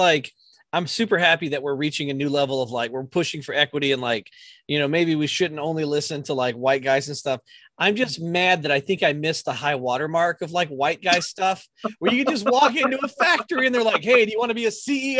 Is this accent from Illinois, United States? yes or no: no; Georgia, United States; now in Brooklyn, United States; when I was growing up in Georgia.